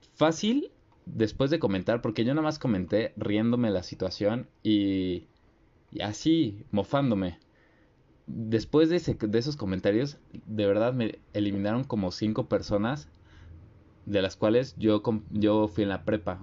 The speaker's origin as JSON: {"language": "Spanish", "country": "Mexico", "said": "nuestra sociedad, aún siendo mexicanos"}